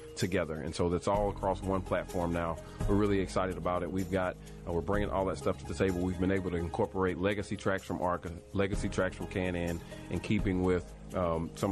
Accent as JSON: {"language": "English", "town": "Nashville", "region": "Tennessee", "country": "United States", "tie": "born or raised there", "said": "I was born and raised in Nashville"}